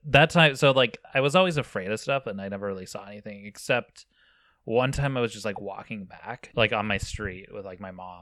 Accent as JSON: {"language": "English", "area": "near Virginia City", "region": "Nevada", "country": "United States", "tie": "born or raised there", "said": "I grew up near Virginia City, Nevada"}